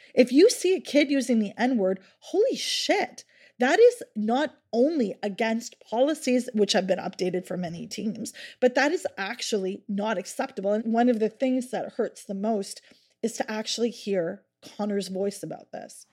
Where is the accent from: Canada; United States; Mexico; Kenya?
Canada; Halifax, Nova Scotia; Halifax is my hometown